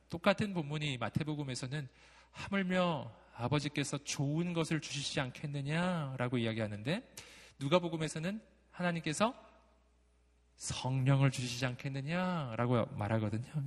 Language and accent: Korean; Daegu, South Korea; also born or lived in Jeonju; 제가 대구 출신으로서 전주에서 한 3년 산 적이 있거든요.